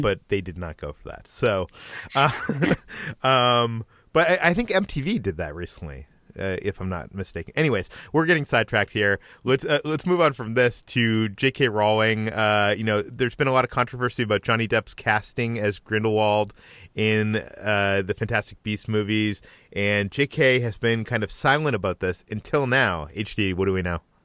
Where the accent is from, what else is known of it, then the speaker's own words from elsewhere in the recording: Boston, Massachusetts, United States; moved away; I am originally from the Boston area.